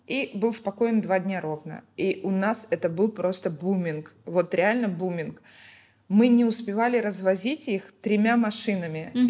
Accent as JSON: {"language": "Russian", "country": "Ukraine", "moved": "as an adult", "lives_now": "Baku, Azerbaijan"}